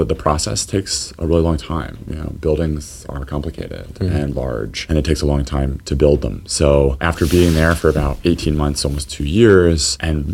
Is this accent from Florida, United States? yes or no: no; Lynchburg, Virginia, United States; also born or lived in Massachusetts / Boston; I grew up in Lynchburg. I'm one of many locals who work here.